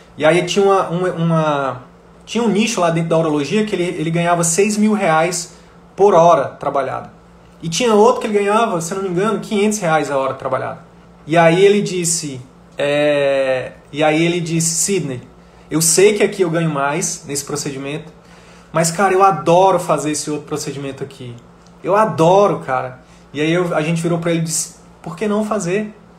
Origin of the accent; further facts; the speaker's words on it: Northeast Region, Brazil; eu sou nordestino